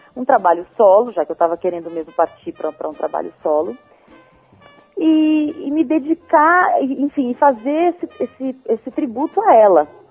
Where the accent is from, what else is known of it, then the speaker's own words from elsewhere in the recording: Bauru, São Paulo, Brazil; moved away; Eu não sou de Bauru, sou de São Paulo, mas eu cresci em Bauru